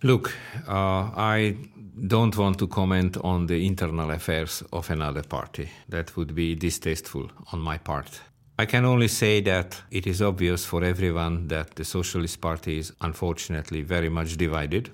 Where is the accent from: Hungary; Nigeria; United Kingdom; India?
Hungary; I was born in the Stalinist system